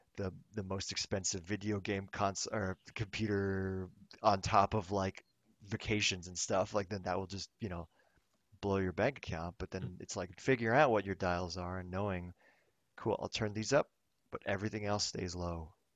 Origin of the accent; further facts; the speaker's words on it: Thailand; now in Los Angeles, United States; I grew, I grew up in Thailand